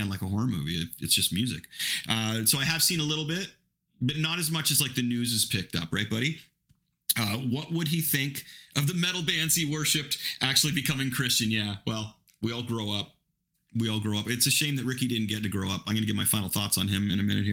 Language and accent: English; Ingersoll, Ontario, Canada; I grew up in Ingersoll